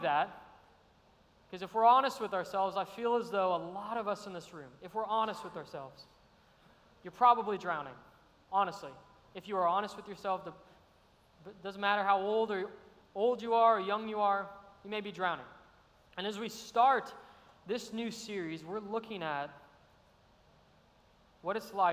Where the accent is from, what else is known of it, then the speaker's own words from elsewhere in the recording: Arizona, United States; moved away as an adult; now in Savannah, United States; I'm from Arizona, great state